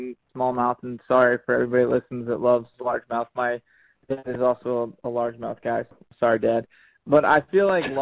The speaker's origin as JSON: {"language": "English", "region": "Chesapeake Bay area", "country": "United States", "tie": "born or raised there", "said": "I do a lot of saltwater fishing growing up in the Chesapeake"}